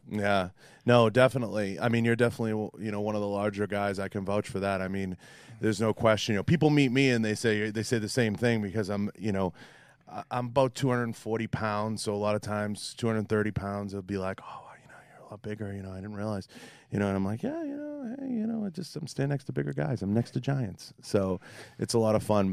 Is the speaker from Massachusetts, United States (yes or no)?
yes; Boston, Massachusetts, United States; accent: Boston; my Boston accent